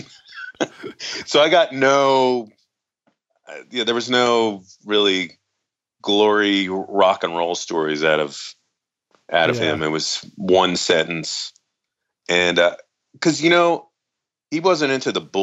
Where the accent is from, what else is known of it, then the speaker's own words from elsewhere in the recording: New Jersey, United States; I grew up in New Jersey